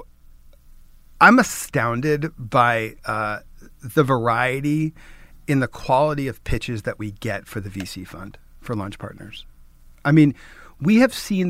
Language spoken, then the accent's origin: English; New York, United States; I'm a New Yorker